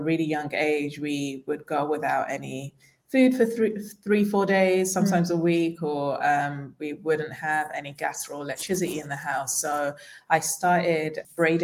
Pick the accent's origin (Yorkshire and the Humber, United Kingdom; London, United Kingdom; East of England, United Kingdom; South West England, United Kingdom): London, United Kingdom; moved away as an adult; also born or lived in Nigeria; now in Tulum, Mexico; I was born in Nigeria and moved to London when I was 6 years old